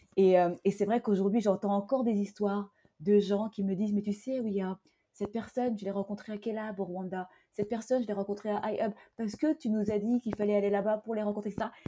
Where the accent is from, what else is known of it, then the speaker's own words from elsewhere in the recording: Fontainebleau, Île-de-France, France; also born or lived in Hargeisa, Somaliland; je suis née à Fontainebleau, en Seine-et-Marne. Je suis originaire de Somalie alors euh, d'une ville, la capitale du Somaliland qui s'appelle Argesa.